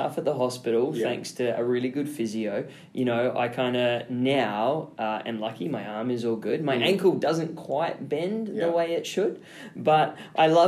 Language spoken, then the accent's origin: English; Australia; I grew up in Oz where it was basically like go free, run wild, climb whatever you want.